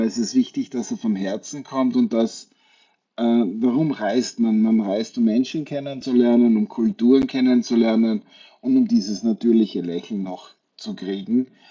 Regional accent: Wachau, Lower Austria, Austria; also born or lived in China / Maldives / Thailand; now in Tyrol, Austria; Ich komme aus der Wachau, aus, der Wein, aus dem Weinbaugebiet

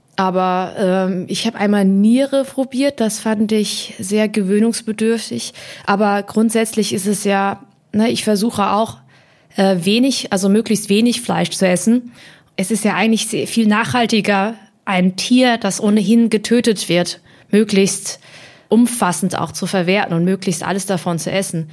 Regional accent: Hemsbach, Baden-Württemberg, Germany; also born or lived in Heppenheim, Hesse; Ich bin geboren in Heppenheim an der Bergstraße auch bekannt als Vettelheim

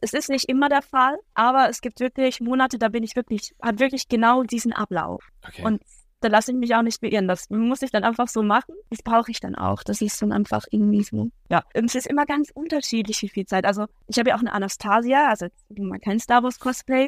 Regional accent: Switzerland; Ich bin aus der Schweiz.

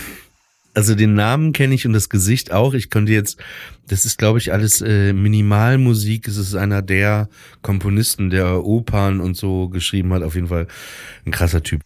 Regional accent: Germany; ich bin auch aus Deutschland

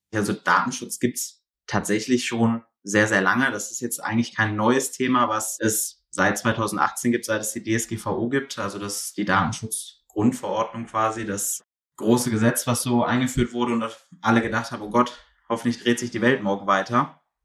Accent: Mönchengladbach, North Rhine-Westphalia, Germany; Komme selber aus Mönchengladbach, also aus dem tiefen Westen

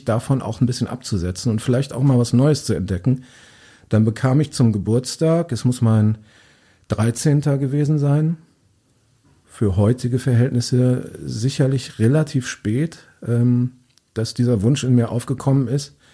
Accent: Hede, Lower Saxony, Germany; Ja, also du sagst, ich komme aus Diepholz. Das ist noch beschönigt. Ich komme aus Hede bei Diepholz.

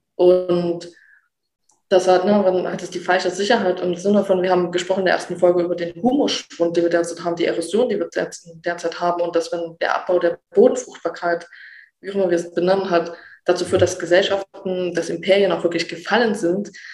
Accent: Saxony, Germany; ich mich als Sachse, auch als Ossi

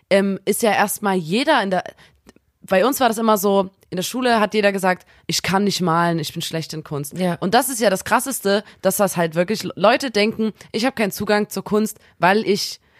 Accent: Chemnitz, Saxony, Germany; bei uns in Chemnitz

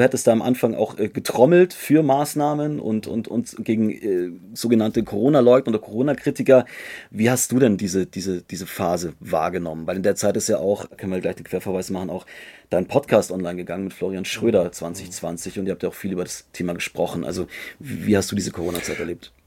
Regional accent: Munich, Bavaria, Germany; bei mir in Bayern, ich komme aus München

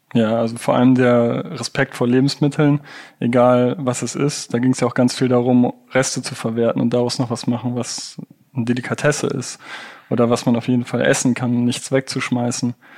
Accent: Rhineland, Germany; Ich bin ja auch aus dem Rheinland

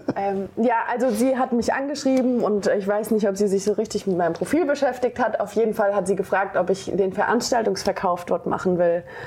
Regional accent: Hesse, Germany; born or raised there; also born or lived in Frankfurt

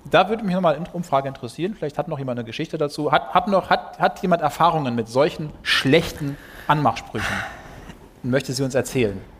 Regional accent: Duisburg, North Rhine-Westphalia, Germany; Ihr müsst wissen, ich bin ja Ruhrpottler, ich bin aus Duisburg, da hält man nichts von Recklinghausen

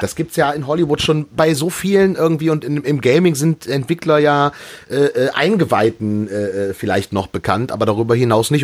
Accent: near Düsseldorf, North Rhine-Westphalia, Germany; meine Heimatstadt äh, äh vor den Toren Düsseldorfs

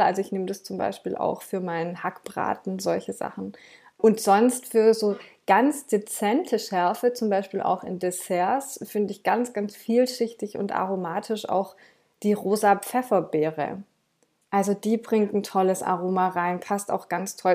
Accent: Swabia, Baden-Württemberg, Germany; ich komme jetzt hier aus dem Schwabenländle und da isst man auch gern mal eine Butterbrezel

